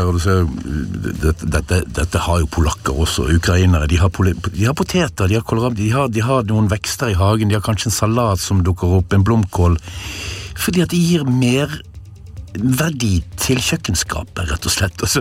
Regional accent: Norway; selv om jeg er nordmann.

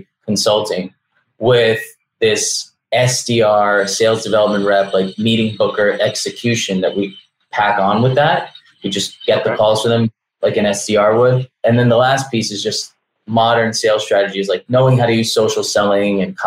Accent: New York, United States; also born or lived in Belarus; now in Miami, United States; I grew up in New York. I was born in Belarus back when it was still the Soviet Union.

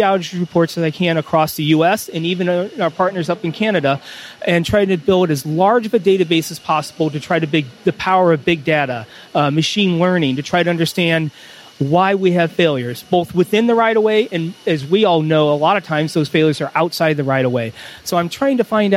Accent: Fort Wayne, Indiana, United States; also born or lived in California / East Coast / West Coast; now in West Virginia, United States; While I was born out in California, I grew up in Indiana. We moved when I was four, so I'm a Northeast Indiana, Fort Wayne native.

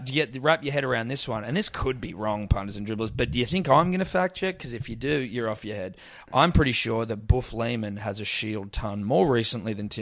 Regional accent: Australia; as an Australian, as a confused Australian

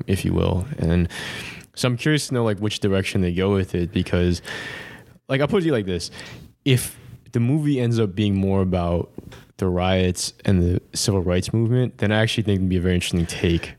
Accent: New York, United States; we're from New York

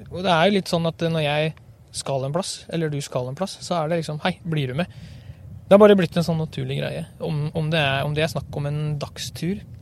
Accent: Western Norway, Norway; Eh, det er klart, eh, jeg er vel en vestlending. Jeg er det. Jeg trives godt her oppe, sjøl om dialekta henger lite grann igjen.

